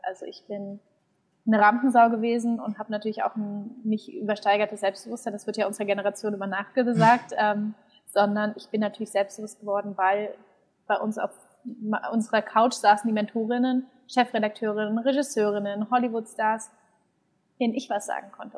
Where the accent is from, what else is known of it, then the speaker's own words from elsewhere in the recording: Berlin, Germany; gebürtige Berlinerin